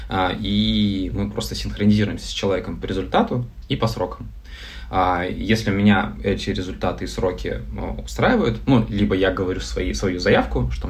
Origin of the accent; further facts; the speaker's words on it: Novosibirsk, Novosibirsk Oblast, Russia; А мы сами из Новосибирска. Ну, я 10 лет в Новосибирске жил.